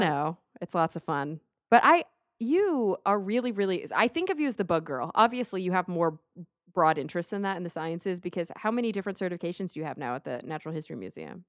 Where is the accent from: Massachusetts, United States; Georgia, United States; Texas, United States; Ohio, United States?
Texas, United States; Plano; I grew up in Plano, Texas